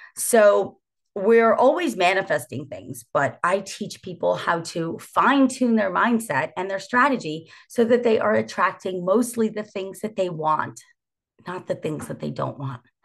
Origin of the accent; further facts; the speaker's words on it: New Jersey, United States; born and raised in New Jersey